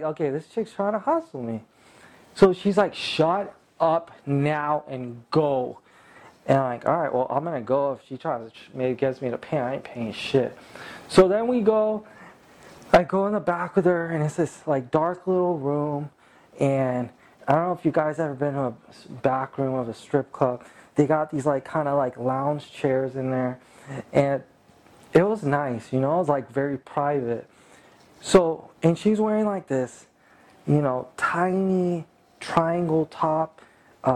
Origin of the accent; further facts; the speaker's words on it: California, United States; I'm from California